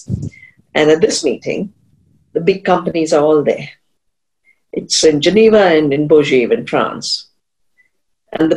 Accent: central Himalaya, India; also born or lived in Canada; I'm from the Himalaya, central Himalaya

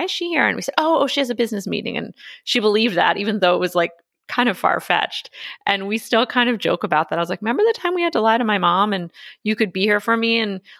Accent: Philadelphia, Pennsylvania, United States; I went to Penn undergrad, which is right near where I grew up near Philadelphia.

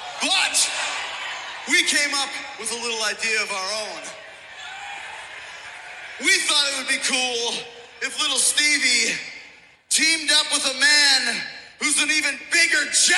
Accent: Edmonton, Alberta, Canada; my hometown, Edmonton, Alberta, Canada

